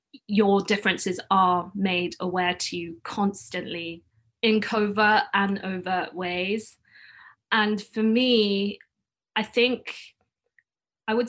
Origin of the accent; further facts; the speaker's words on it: London, United Kingdom; first language Cantonese; English is a second language; So I was born in London, raised in London. I've never lived anywhere else.